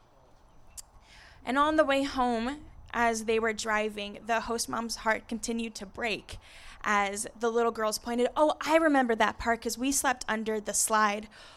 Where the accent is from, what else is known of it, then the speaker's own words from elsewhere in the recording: Encinitas, California, United States; now in Escondido, United States; I grew up in Encinitas, so coming to the coast feels like home